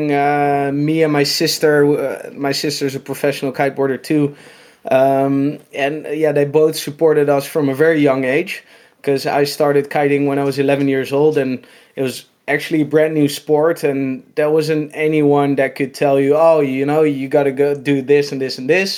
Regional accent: Noordwijk, South Holland, Netherlands; I'm from Holland, in this little beach town called Noordwijk

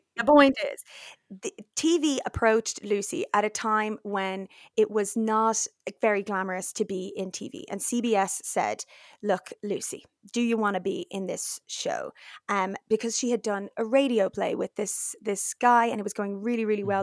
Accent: Dublin, Leinster, Ireland; now in London, United Kingdom; I am Dublin Irish fluent

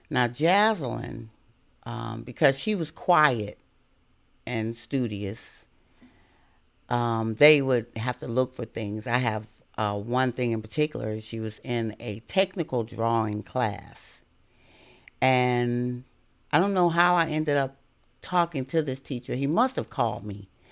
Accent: Chicago, Illinois, United States; moved away as an adult; now in Virginia, United States; I was born in Chicago, Illinois, and that's where I attended schools

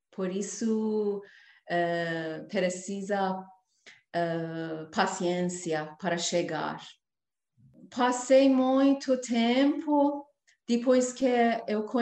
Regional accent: Iran; Portuguese is a second language; moved away as an adult; now in Brazil; eu deixei meu país, minha terra, para buscar realizar sonhos no Brasil

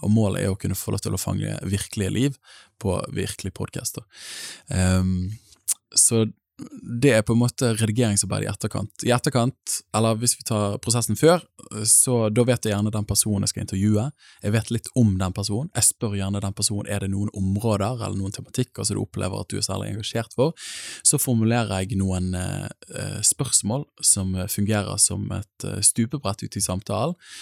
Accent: Bergen, Vestland, Norway; accent: Bergen; bor i Bergen, som språket røper. Jeg kommer fra Åsane bydel

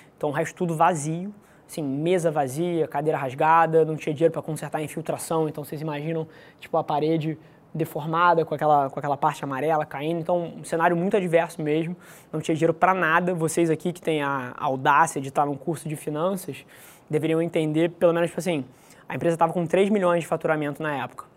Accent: Rio de Janeiro, Brazil; Nasci aqui no Rio de Janeiro, é, filho de mãe solteira, criado na casa dos meus avós

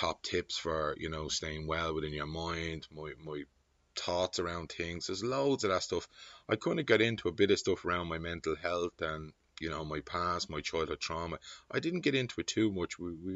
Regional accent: Dublin, Leinster, Ireland; I'm from the Liberties

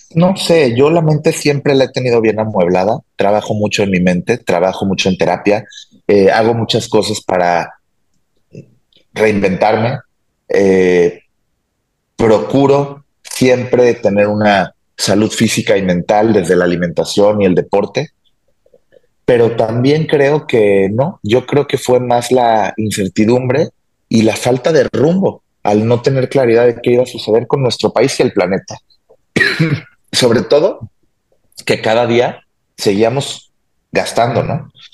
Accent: Mexico; De México

